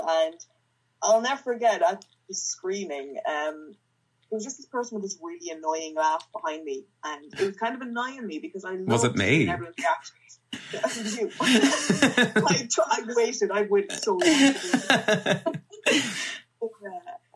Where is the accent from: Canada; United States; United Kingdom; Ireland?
Ireland; Nobber, Leinster; also born or lived in Dublin